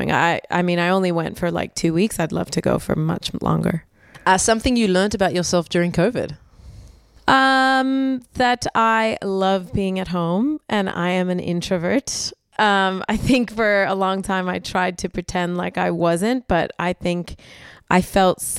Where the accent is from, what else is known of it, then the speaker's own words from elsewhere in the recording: United States; America, I'm American.